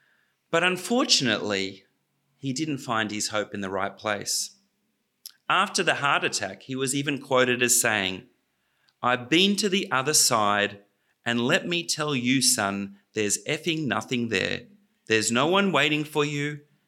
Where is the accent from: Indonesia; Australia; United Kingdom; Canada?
Australia; When I was growing up in Australia, Australia had its own oligarchs.